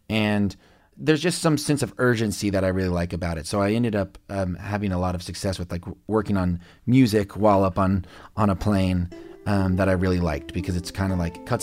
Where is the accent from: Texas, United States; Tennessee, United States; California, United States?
Texas, United States; Lubbock; born there; I was born in Lubbock, Texas, and … is from there, and he died in a plane crash.